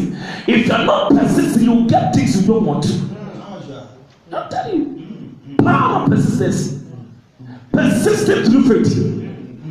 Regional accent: Ghana; I'm not a Nigerian. I'm a Ghanaian.

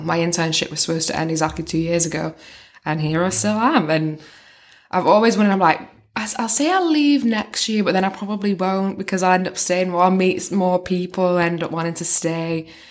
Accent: North West England, United Kingdom; moved away as an adult; now in China

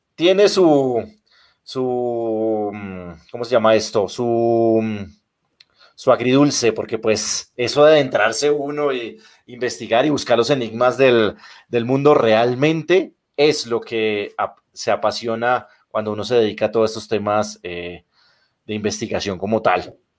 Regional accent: Colombia; mi país

